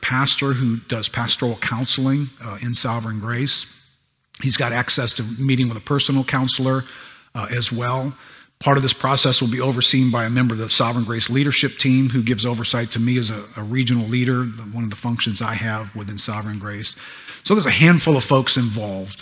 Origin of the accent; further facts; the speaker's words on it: United States; I grew up in America